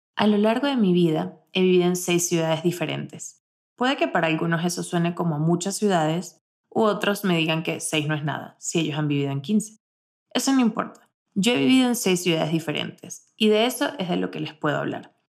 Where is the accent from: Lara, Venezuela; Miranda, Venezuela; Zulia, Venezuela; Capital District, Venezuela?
Lara, Venezuela; Barquisimeto; moved away as an adult; now in Mexico; Desde que tenía 4 años estudiaba en el mismo colegio de mi ciudad natal, Barquisimeto